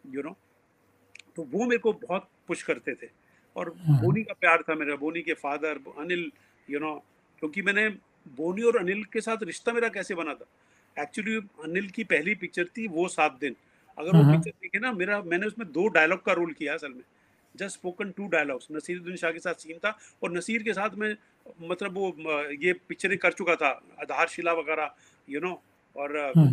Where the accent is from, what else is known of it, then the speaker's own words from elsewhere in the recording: New Delhi, Delhi, India; moved away; also born or lived in Haryana; मैं पला बड़ा तो करोल बाग नई दिल्ली में हूँ और हरियाणा की मेरी रूट्स हैं